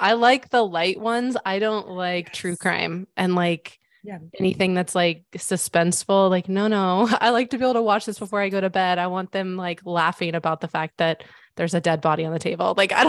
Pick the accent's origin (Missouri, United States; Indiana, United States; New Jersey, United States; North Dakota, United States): Missouri, United States; I live in Missouri now. So I'm from Missouri.